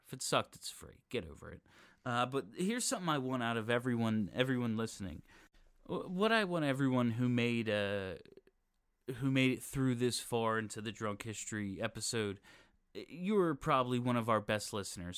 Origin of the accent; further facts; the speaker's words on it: Philadelphia, Pennsylvania, United States; I'm from Philadelphia